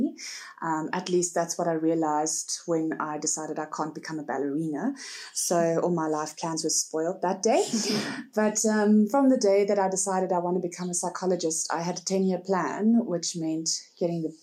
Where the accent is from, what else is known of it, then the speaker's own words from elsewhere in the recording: Port Elizabeth, Eastern Cape, South Africa; moved away as an adult; also born or lived in Northern KwaZulu-Natal; now in Henley-on-Klip, South Africa; I am originally born and bred in Port Elizabeth. I was schooled there and I studied there